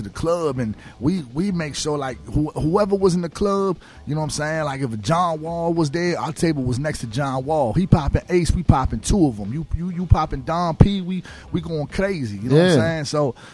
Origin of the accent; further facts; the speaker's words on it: Alexandria, Virginia, United States; also born or lived in Woodbridge, Virginia; I grew up in Alexandria, Virginia for like 10 years